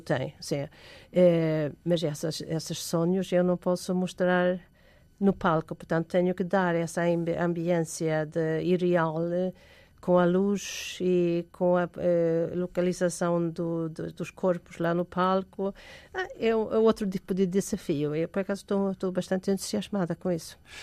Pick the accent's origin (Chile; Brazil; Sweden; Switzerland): Sweden; now in Portugal; eu sou sueca de origem